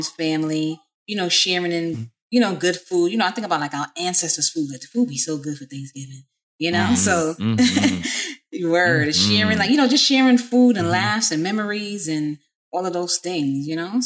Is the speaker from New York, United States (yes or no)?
yes; New York, United States